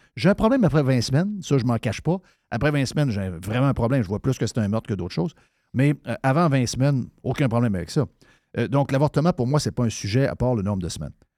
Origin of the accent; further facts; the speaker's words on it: Saguenay, Quebec, Canada; moved away; j'arrive du Saguenay. J'ai été élevé au Saguenay.